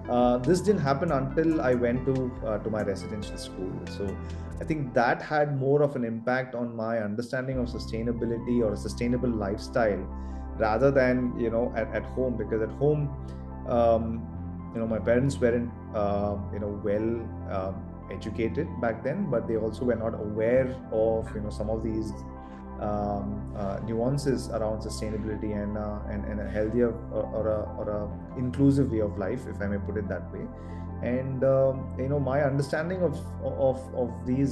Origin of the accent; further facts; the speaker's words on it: Coimbatore, Tamil Nadu, India; also born or lived in Gujarat / Kerala; Coimbatore was a place that I actually grew up my younger days